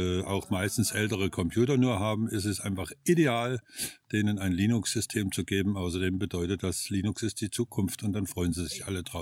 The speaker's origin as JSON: {"language": "German", "country": "Germany", "moved": "as an adult", "lives_now": "Spain", "said": "also, ich komme aus Deutschland, wohne seit einem Jahr in Spanien, bin 63 und äh, genieße das Leben."}